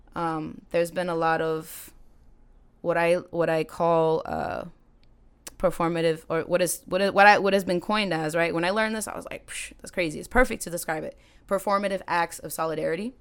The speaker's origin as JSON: {"language": "English", "town": "Salem", "region": "Massachusetts", "country": "United States", "tie": "born or raised there", "said": "I was born and raised in Salem, um, still there now"}